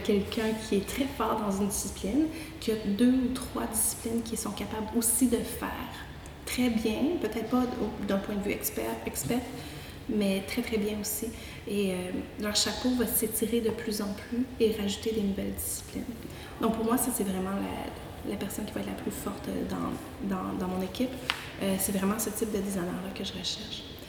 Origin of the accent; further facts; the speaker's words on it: Quebec, Canada; accent: Québécois; québécoise de mon accent et de naissance